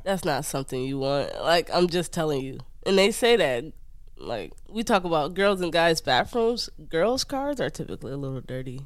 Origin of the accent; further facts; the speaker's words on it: Detroit, Michigan, United States; moved away as an adult; I'm from Detroit